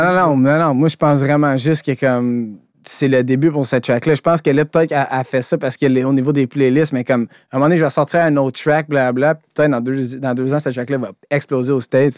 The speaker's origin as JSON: {"language": "French", "region": "Quebec", "country": "Canada", "said": "je suis québécois ou que je viens d'ici"}